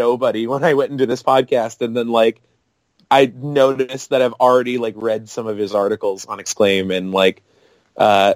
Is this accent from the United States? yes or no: yes; Oregon, United States; I'm from Oregon